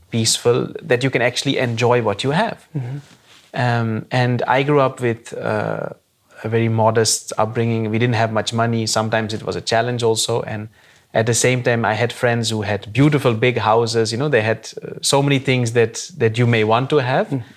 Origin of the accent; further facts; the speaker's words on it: Netherlands; I was born and brought up in the Netherlands, completed my education here, university, everything.